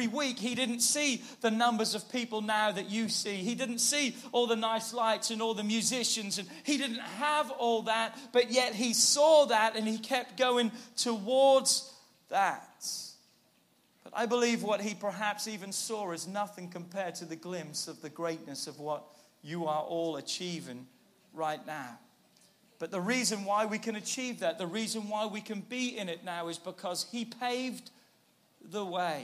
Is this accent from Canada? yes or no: no; England, United Kingdom; moved away as an adult; now in United States; I'm from God's country. I'm from England. I've been in America 21 years now